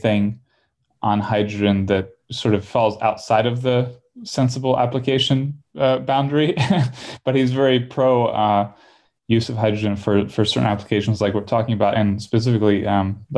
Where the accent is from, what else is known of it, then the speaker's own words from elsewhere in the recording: Florida, United States; I'm from Florida